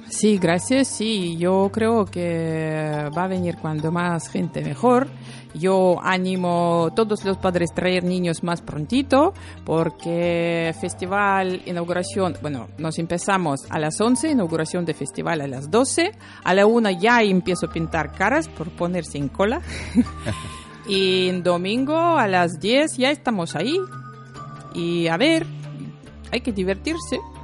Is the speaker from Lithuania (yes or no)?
yes; Lithuania; Spanish is a second language; now in Bilbao, Spain; soy lituana